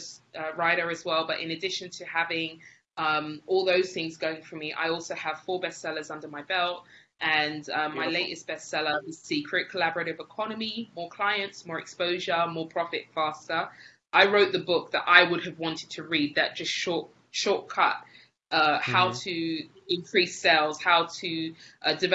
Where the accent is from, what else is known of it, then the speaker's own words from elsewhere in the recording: England, United Kingdom; moved away as an adult; now in Spain; I'm from England originally. I moved to Spain with my husband afterwards.